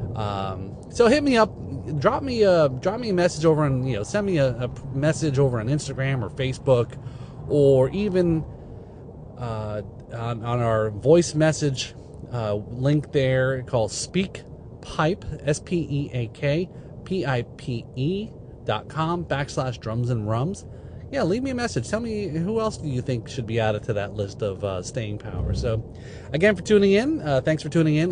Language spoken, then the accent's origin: English; Northeast, United States; I grew up in the Northeast